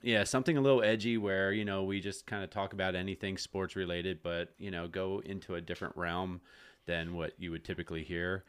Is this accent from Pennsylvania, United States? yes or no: yes; Jonestown, Pennsylvania, United States; also born or lived in Pittsburgh, Pennsylvania; I grew up in the Jonestown area as well